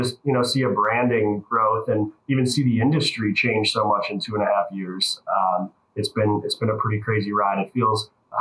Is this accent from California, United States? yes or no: no; Bay Village, Ohio, United States; moved away as an adult; also born or lived in Chicago; I grew up in the Cleveland area, actually Bay Village, the same city I'm in now